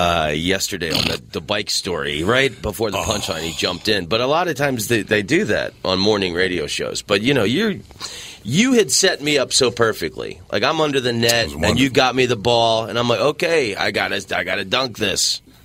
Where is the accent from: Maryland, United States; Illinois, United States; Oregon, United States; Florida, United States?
Florida, United States; Orlando; A friend of mine, his family moved there after high school. I grew up in Orlando. And I started going on the road when I was 18.